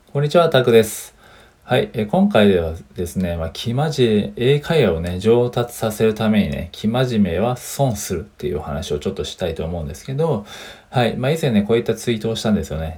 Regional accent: Japan

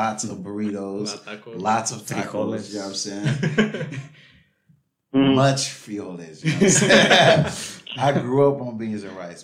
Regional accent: Los Angeles, California, United States; born or raised there

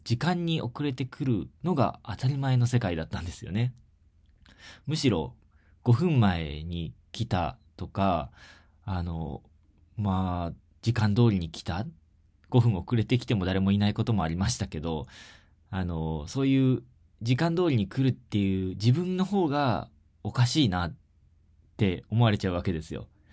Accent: Shizuoka, Japan; 地元の静岡で

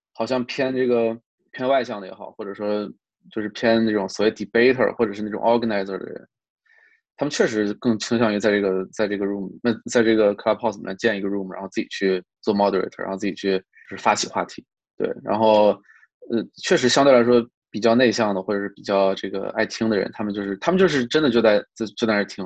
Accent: China; also born or lived in New York, United States; now in California, United States; 我们中国人说话好像更，更，就像这个更，更接地气一点儿，更这个没有那么多繁文缛节

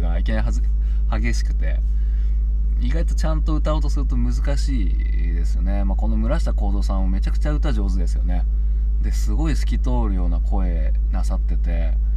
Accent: Tsubame, Niigata, Japan; 僕の地元の新潟県の燕市の小池っていう地域の地区にいるんですけど

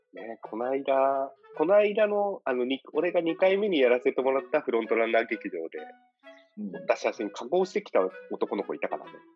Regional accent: Choshi, Chiba, Japan; now in Hong Kong; 僕らの地元の、僕らが通った中学校と、あと2校が併設されて

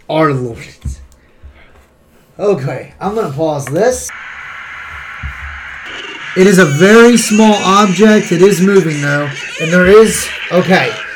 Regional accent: Appalachia, United States; Because I'm from Appalachia.

